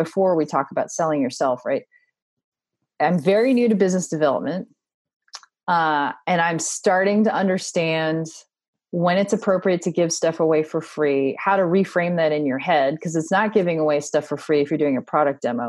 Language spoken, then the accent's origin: English; Washington, District of Columbia, United States; now in Texas, United States; I grew up in Washington, D.C., and all of my neighbors were from other countries